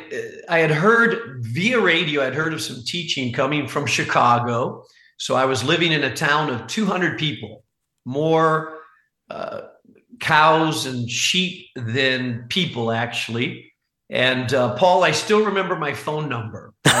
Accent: Spain; also born or lived in Costa Rica / Chile; my parents were missionaries, and so they left this country when I was about 6 months old. Mm. So I grew up in Costa Rica, Chile, and primarily in Spain. My parents went there when I was 6 years old.

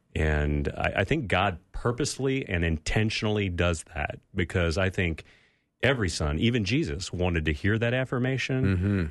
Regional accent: California, United States; We grew up in California, so it was warm in the backyard

